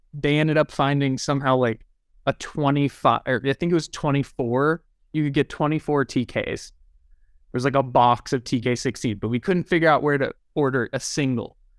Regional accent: Pittsburgh, Pennsylvania, United States; moved away as an adult; now in Los Angeles, United States; I grew up in Pittsburgh, Pennsylvania

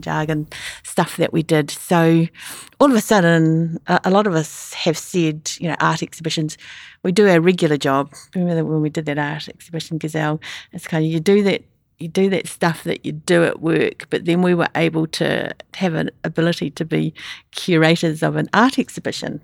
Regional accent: New Zealand; moved away; also born or lived in Sydney; I'm a Kiwi

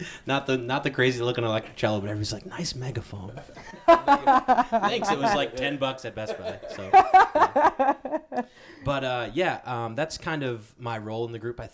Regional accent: Fremont, Michigan, United States; also born or lived in Chicago; I met Joey in high school in Fremont, Michigan

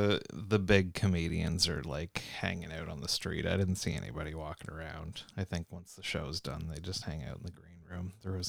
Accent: Canada; I'm a Canadian in a strange land play.

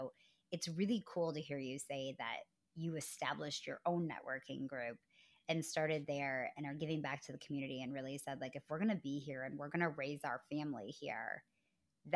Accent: Midwest, United States; also born or lived in Madison, Wisconsin; I'm from the Midwest, born and raised

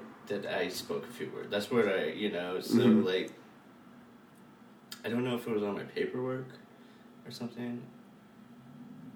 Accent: Duluth, Minnesota, United States; also born or lived in South Korea; now in New York City, United States; I did not grow up here. I grew up in Minnesota

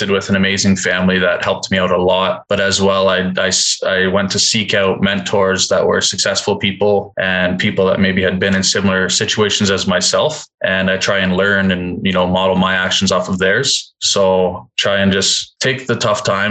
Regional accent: Canada

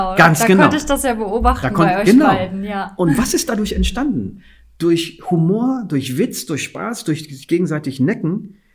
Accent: Guinea; als ich gesagt habe, ich bin aus Westafrika, aus Guinea, ich bin Fuller

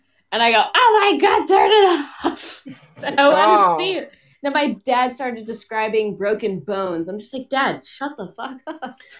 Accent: New England, United States; I'm from Boo. New England.

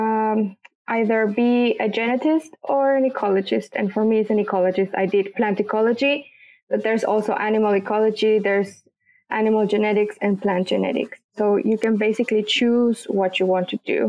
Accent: Mexico; moved away as an adult; also born or lived in Texas; now in Oulu, Finland; I'm from Mexico, actually from the border with Texas. And I'm in Oulu since 2011

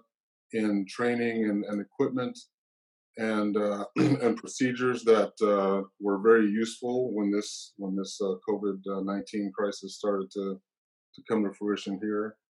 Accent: New Orleans, Louisiana, United States; now in Seattle, United States; I was born in New Orleans, Louisiana

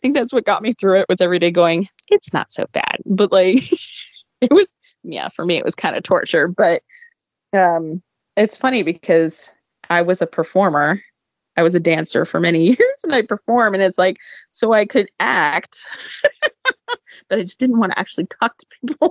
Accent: Southern California, United States; growing up in Southern California

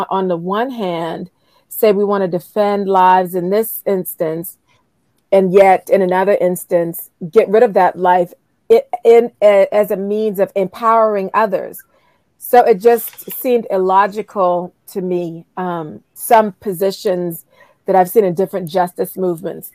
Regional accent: Charleston, South Carolina, United States; I grew up in Charleston, South Carolina

